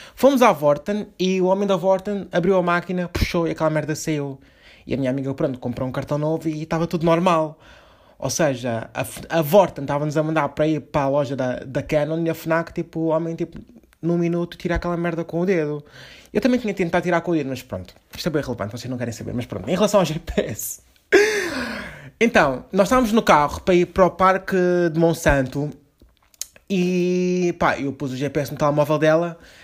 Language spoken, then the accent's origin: Portuguese; Lisbon, Portugal; Nós somos de Lisboa